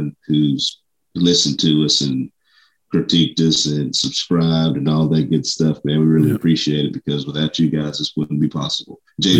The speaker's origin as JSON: {"language": "English", "town": "Tifton", "region": "Georgia", "country": "United States", "accent": "country", "said": "I'm from Tifton."}